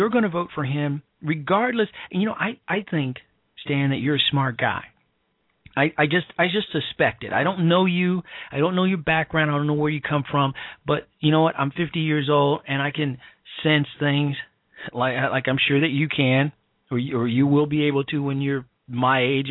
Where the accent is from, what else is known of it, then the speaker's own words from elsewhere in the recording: Chicago, Illinois, United States; My hometown, the south side of Chicago, where I'm from.